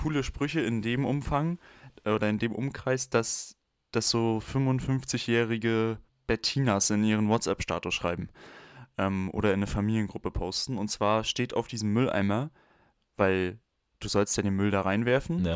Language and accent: German; Mecklenburg-Vorpommern, Germany; moved away; ich hatte in der 9. Klasse noch nicht mein Handy, ich komme aus MV.